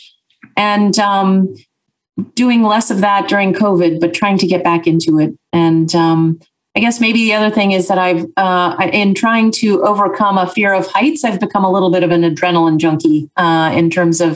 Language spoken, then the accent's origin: English; Wichita, Kansas, United States; I grew up in Wichita, Kansas.